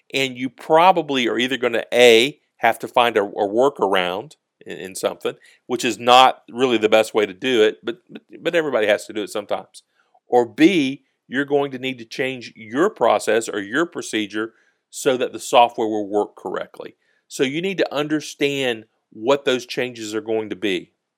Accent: Georgia, United States; we're from the South in Georgia

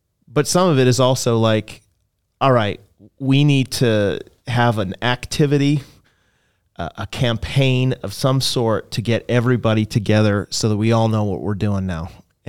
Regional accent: Canada; I mean, I come from Canada, and there are places in Canada where like small towns, smallish towns, like 10,000 people towns, where there's not a single church that proclaims the gospel.

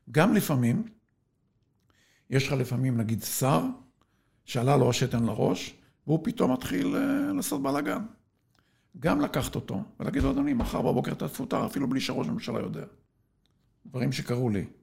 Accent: Sde Moshe, Southern District, Israel; כן, ואני משדה משה בדרום.

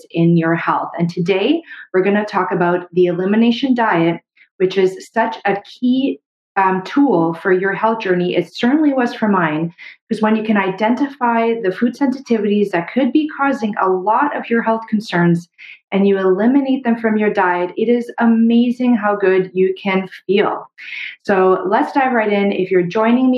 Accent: Canada; I'm a Canadian medical doctor

